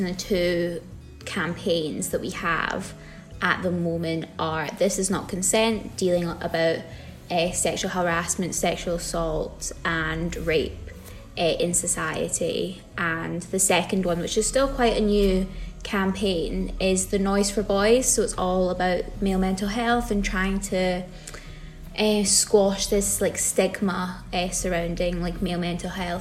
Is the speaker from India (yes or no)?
no; Glasgow, Scotland, United Kingdom; moved away as an adult; now in Edinburgh, United Kingdom; I'm just from Glasgow, so nowhere exotic